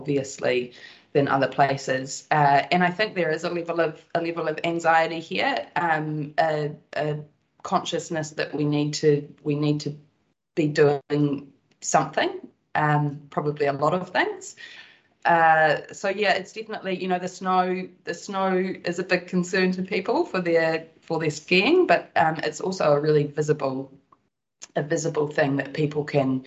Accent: Wanaka, Otago, New Zealand; I grew up in Wanaka. I'm born and bred here. I grew up on a farm just 15 minutes out of Wanaka.

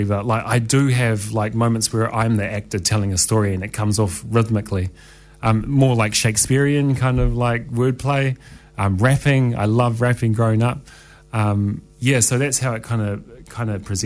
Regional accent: Wellington, New Zealand; moved away; my hometown. I grew up in Wellington

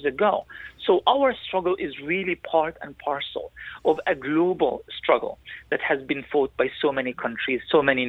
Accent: Gaza, Gaza Strip, Palestine; I was born in Gaza

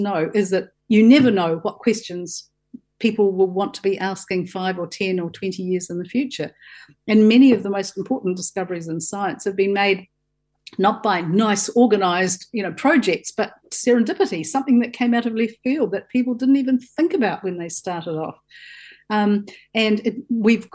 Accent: Southland, New Zealand; I grew up in Southland on a farm, and I used to spend my holidays at Riverton

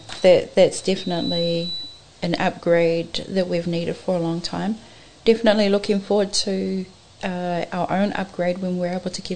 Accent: Norton, Auckland, New Zealand; Yeah, I was maybe 10 when we moved into the neighbourhood.

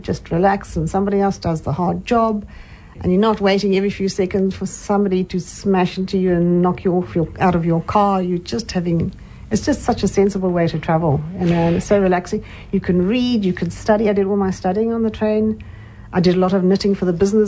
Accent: Cape Town, Western Cape, South Africa; accent: South African; first language English; moved away as an adult; now in Hamilton, New Zealand; I come from Cape Town where the population's 5 million.

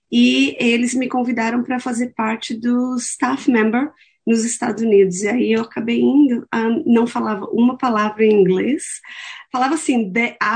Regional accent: interior of São Paulo, Brazil; moved away as an adult; also born or lived in Santos, São Paulo / United States; now in Auckland, New Zealand; nasci em Santos, em São Paulo, mas é, fui criada no interior de São Paulo.

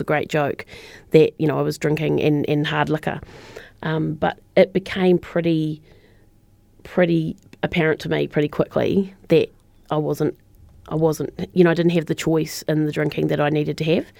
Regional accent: Christchurch, Canterbury, New Zealand; moved away as an adult; I'm a Christchurch girl, born and bred. Um, so I didn't leave Christchurch actually until I was in my late twenties

